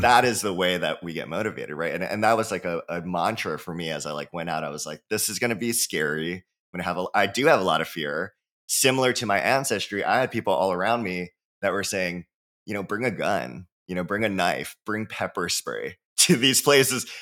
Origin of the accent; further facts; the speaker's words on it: Hawaii, United States; I'm from Hawaii, so born and raised